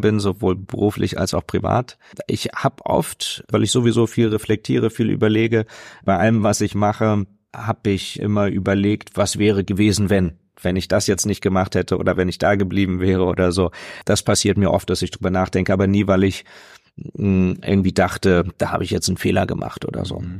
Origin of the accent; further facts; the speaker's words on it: Hanover, Lower Saxony, Germany; ich bin in der Kirche aufgewachsen, ähm, in, in einer ganz äh, tollen evangelischen Gemeinde, ähm, wo wirklich äh, damals in Hannover